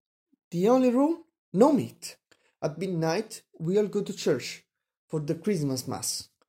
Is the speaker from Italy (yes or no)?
yes; central Italy, Italy; I'm from Central Italy